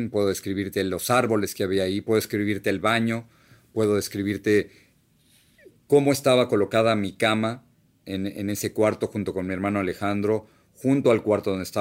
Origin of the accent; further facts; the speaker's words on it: State of Mexico, Mexico; Yo regresaría a la casa donde, donde crecí en México. Era una casa, Hacienda de Piedras Negras número 10, Bosques de Chegaray, Estado de México, en la República Mexicana